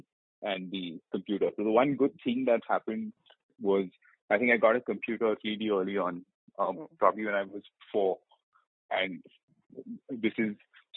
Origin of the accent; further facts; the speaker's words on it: Hyderabad, Telangana, India; moved away; also born or lived in Kerala / Pune / Bombay; I'm from Kerala originally, but I grew up entirely in Hyderabad